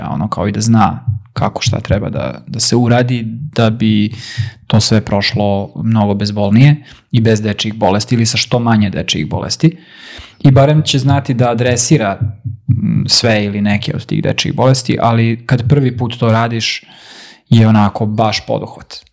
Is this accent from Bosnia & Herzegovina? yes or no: no; Vojvodina, Serbia; kod nas gore u Vojvodini